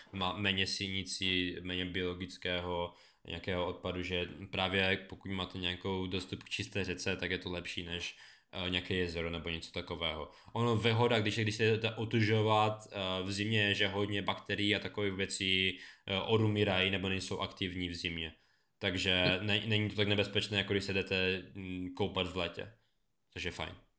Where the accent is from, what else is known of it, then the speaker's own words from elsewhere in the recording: Beskydy, Czechia; U nás na Beskydách